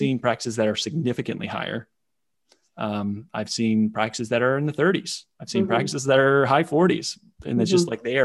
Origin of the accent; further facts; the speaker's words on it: Indiana, United States; born and raised in Indiana, farming family